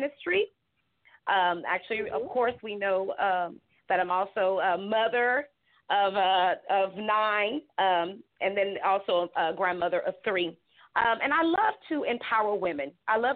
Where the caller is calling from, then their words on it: Gonzales, Texas, United States; I'm actually calling from Gonzales, Texas